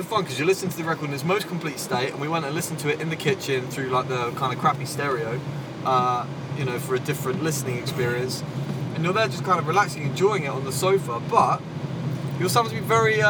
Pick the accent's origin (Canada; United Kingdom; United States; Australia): United Kingdom; West Midlands; I'm from the West Midlands, right?